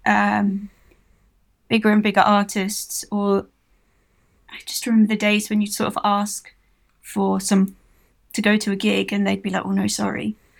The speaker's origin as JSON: {"language": "English", "town": "Milton Keynes", "region": "South East England", "country": "United Kingdom", "said": "I'm from Milton Keynes."}